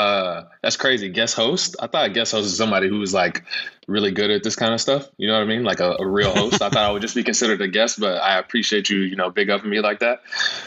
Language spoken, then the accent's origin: English; the South, United States; I grew up in the South.